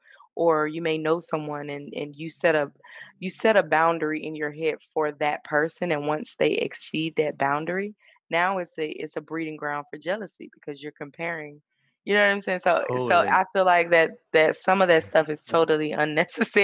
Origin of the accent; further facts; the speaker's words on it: Suffolk, Virginia, United States; I'm originally from Suffolk, Virginia